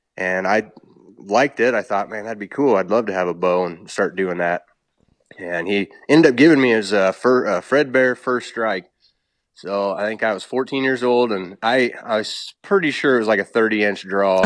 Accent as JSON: {"language": "English", "region": "Illinois", "country": "United States", "tie": "born or raised there", "said": "I was born and raised on farm in Illinois"}